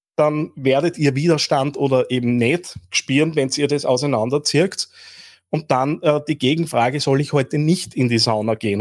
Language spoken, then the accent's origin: German; Linz, Upper Austria, Austria; als Linzer